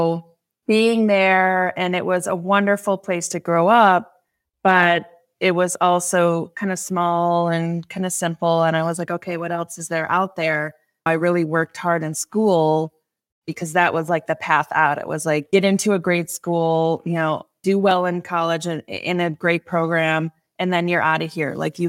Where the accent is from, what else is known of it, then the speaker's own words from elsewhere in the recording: New York, United States; the Finger Lakes areas where I grew up.